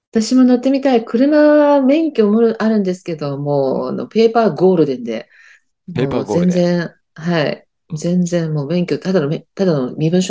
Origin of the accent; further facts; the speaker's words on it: Sakado, Saitama, Japan; 私、埼玉生まれなんで、秩父近いですけど。